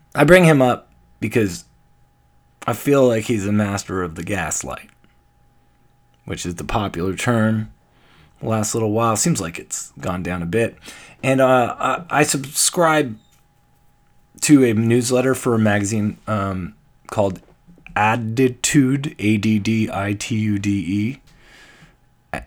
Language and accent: English; Canada; I'm Canadian